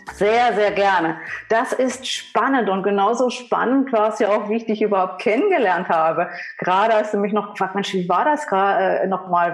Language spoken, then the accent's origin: German; Saxony, Germany; Wir sind beide aus Sachsen, wenn man es nicht hört